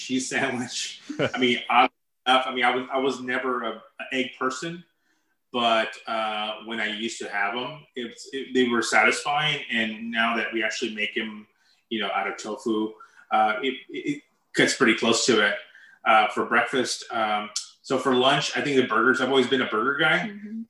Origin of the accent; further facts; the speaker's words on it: El Paso, Texas, United States; moved away; I'm originally from El Paso, and I moved here